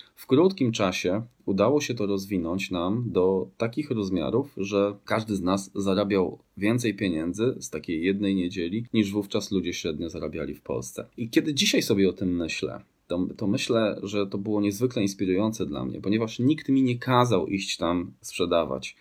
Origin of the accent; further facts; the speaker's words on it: Grudziądz, Kuyavian-Pomeranian Voivodeship, Poland; Pochodzę z Grudziądza, takie piękne miasto nad Wisłą